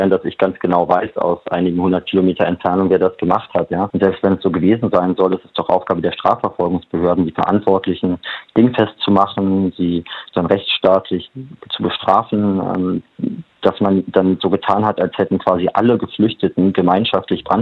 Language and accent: German; Germany; born there; ich bin äh, jemand, der in Deutschland geboren wurde, verdiene genug Geld, ich habe Pass